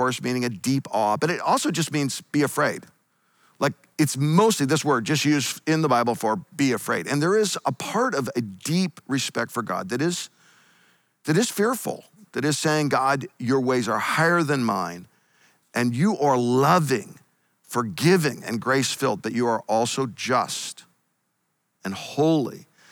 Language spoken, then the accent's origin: English; Eastern Washington State, United States; also born or lived in Northern California; now in California, United States; I grew up in Eastern Washington State